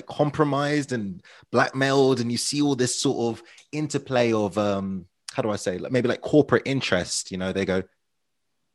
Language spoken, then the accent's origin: English; Ruislip, Northwood, Pinner, London, United Kingdom; Ruislip, Northwood, Pinner, my hometown, where I was born and raised